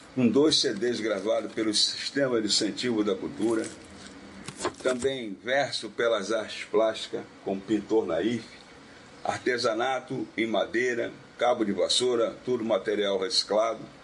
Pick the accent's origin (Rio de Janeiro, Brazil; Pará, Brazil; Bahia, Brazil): Rio de Janeiro, Brazil; now in Recife, Brazil; sou carioca, radicado no Recife há 29 anos